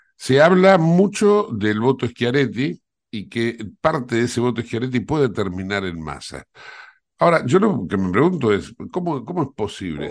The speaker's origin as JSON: {"language": "Spanish", "country": "Argentina", "said": "somos los argentinos"}